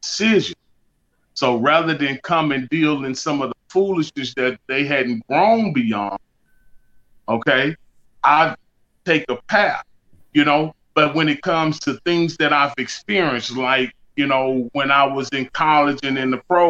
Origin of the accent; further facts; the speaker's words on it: Beaumont, Texas, United States; moved away; I've had some experiences there just growing up in Beaumont